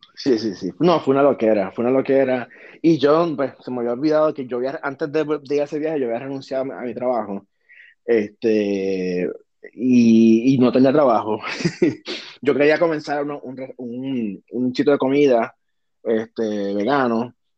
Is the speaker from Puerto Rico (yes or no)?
yes; Puerto Rico; moved away as an adult; now in United States; yo soy súper puertorriqueño, súper boricua